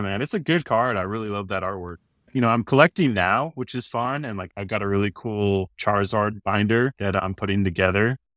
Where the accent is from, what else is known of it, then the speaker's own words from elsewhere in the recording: Orem, Utah, United States; moved away as an adult; now in Austin, United States; I grew up in Orem, Utah